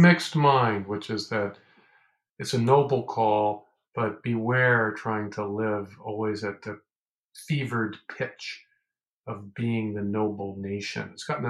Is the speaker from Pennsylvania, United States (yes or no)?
no; Baltimore, Maryland, United States; I grew up in Baltimore, Maryland